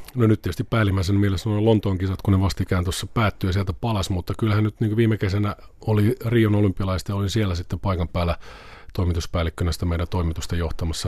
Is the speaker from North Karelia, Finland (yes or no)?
no; Vantaa, Uusimaa, Finland; ihan pikkupoikana mä aloitin tota, Vantaalla asuin Martinlaaksossa, aloin Vantaan Salamissa yleisurheilemaan varmaan niin tuolla järjestäytyneesti 8-9-vuotiaana